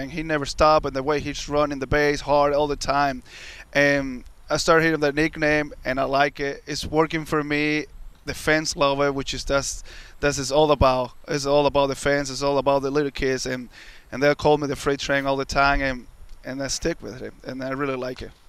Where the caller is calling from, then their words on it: New York, United States; from New York